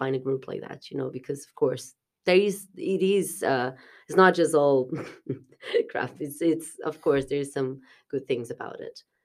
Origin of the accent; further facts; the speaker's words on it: South Brazil, Brazil; moved away as an adult; also born or lived in Portugal; now in Dublin, Ireland; it's close to s, to where I'm from, it's south, south of Brazil